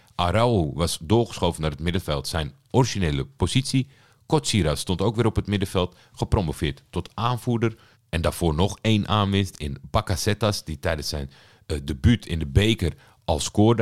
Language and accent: Dutch; Netherlands; Ik ben natuurlijk opgegroeid in Nederland